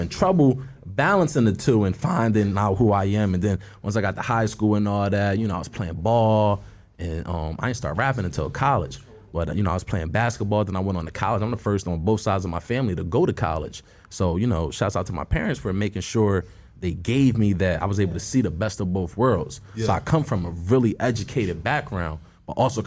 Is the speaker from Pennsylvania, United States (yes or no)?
yes; Philadelphia, Pennsylvania, United States; moved away as an adult; now in Los Angeles, United States; I'm from North Philly. You know what I mean? I'm from a tough area in there.